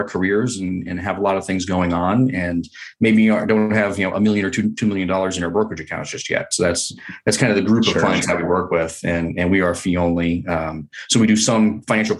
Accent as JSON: {"language": "English", "region": "Rhode Island", "country": "United States", "tie": "born or raised there", "moved": "as an adult", "lives_now": "California, United States", "said": "I grew up in Rhode Island in a tiny little town there."}